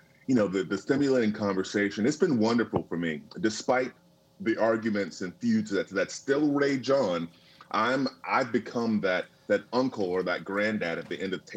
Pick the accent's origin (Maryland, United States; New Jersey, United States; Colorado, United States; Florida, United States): Florida, United States; Tallahassee; I grew up in Tallahassee, Florida, and it was country